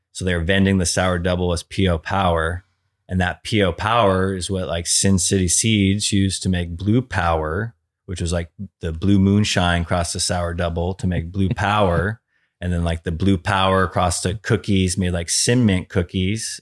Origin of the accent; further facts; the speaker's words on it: San Diego, California, United States; we are from Ocean Beach, the same town as them